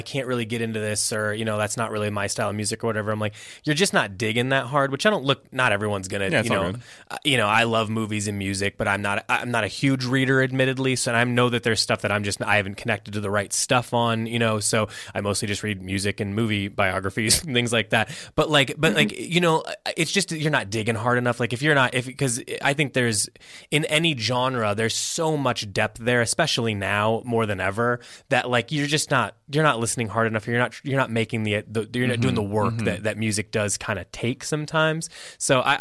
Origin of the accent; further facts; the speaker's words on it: Midwest, United States; we're both from the Midwest and we grew up in the hardcore scene